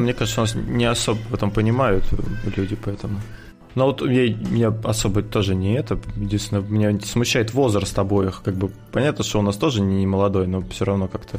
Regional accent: Russia; мы находимся на юге от Москвы, где-то 500 километров

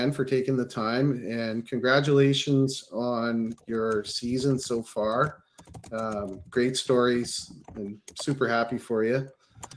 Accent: Saskatchewan, Canada; moved away as an adult; also born or lived in Fraser Valley, British Columbia; now in British Columbia, Canada; I grew up in Saskatchewan and moved out here when I was like 21

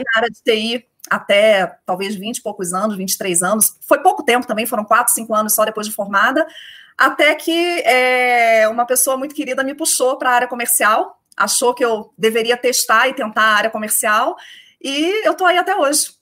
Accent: Rio de Janeiro, Brazil; accent: carioca; moved away as an adult; also born or lived in Porto Alegre; now in São Paulo, Brazil; pelo sotaque todo mundo já sabe que eu sou carioca, é, são 13 anos já fora do Rio de Janeiro, mas esquece, não perco meu sotaque

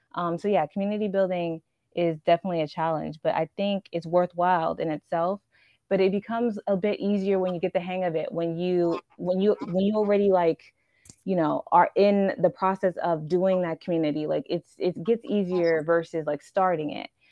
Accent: Houston, Texas, United States; I'm a Nigerian and I'm a Houston native

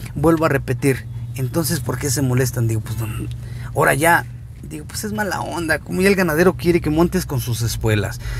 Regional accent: San Gregorio, Mexico; mi gente de aquí de, de mi pueblo de San Gregorio

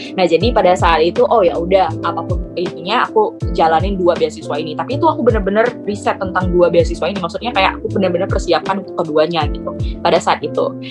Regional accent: Palembang, South Sumatra, Indonesia; moved away; Palembang aku.

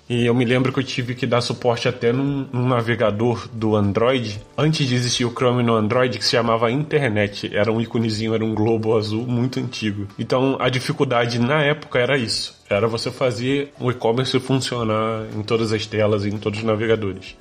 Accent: Nova Friburgo, Rio de Janeiro, Brazil; moved away as an adult; now in Braga, Portugal; Eu sou de uma cidade que se chama Nova Friburgo, é da região serrana do Rio

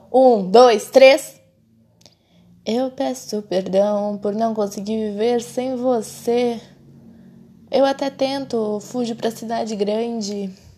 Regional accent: Brazil; a gente é brasileiro

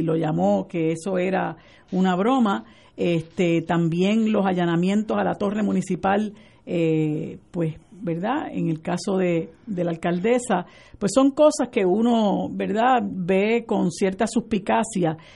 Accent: Puerto Rico; puertorriqueños nos llamamos

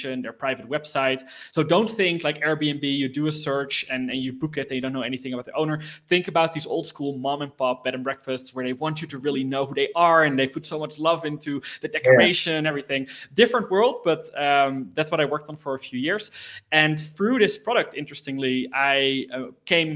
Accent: Netherlands; I was born in the Netherlands. I kind of grew up with computers all around me.

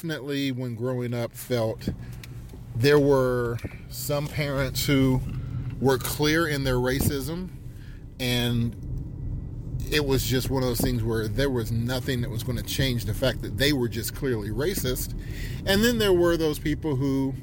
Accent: South Charleston, West Virginia, United States; growing up in South Charleston, West Virginia

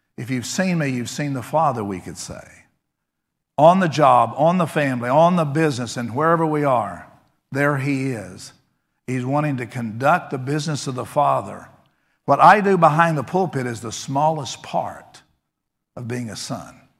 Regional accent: Texas, United States; I grew up in Texas

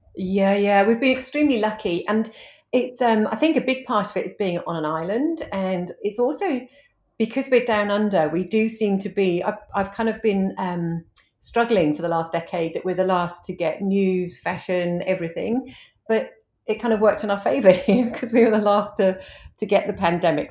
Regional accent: United Kingdom; moved away as an adult; now in Hervey Bay, Australia; I'm an Aussie mum of two, but I'm originally from the U K, and I've only been in Australia for, um, ten years, uh, twelve years

